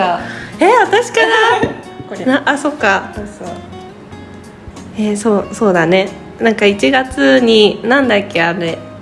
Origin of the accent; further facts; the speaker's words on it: Otsuka, Tokyo, Japan; 大塚生まれの大塚育ちです